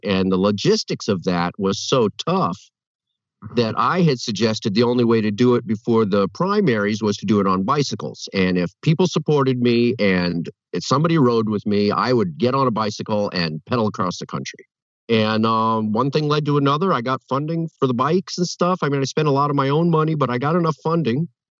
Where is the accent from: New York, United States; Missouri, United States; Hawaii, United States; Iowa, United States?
Hawaii, United States; I'm a rigger from Hawaii.